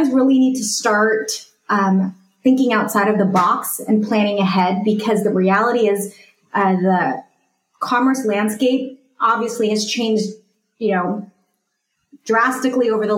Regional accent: California, United States; I'm from California

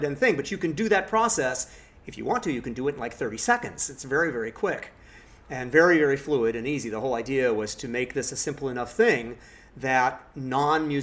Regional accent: Los Angeles, California, United States; I grew up in Laurel Canyon, and so I actually grew up hearing … sing in the canyon

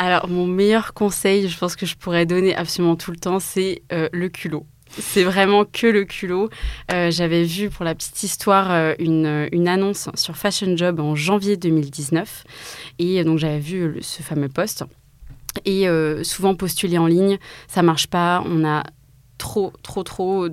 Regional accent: Mulhouse, Grand Est, France; also born or lived in Strasbourg; Je suis née à Mulhouse, en Alsace, et je suis partie donc à 18 ans à Strasbourg

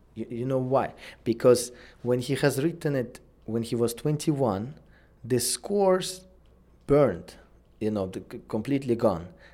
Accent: Uzbekistan; moved away; my home country, Uzbekistan.

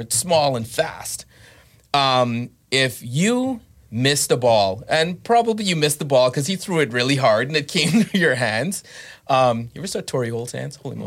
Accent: Bahamas; I grew up in the Bahamas

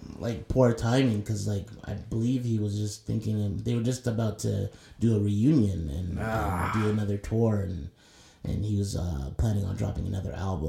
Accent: Toronto, Ontario, Canada; I'm from Toronto and I've been a Raptors fan since day one.

